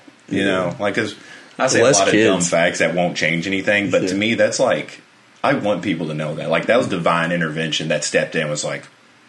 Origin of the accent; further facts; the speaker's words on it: United States; We have a very, self-centeredness being an American, you know?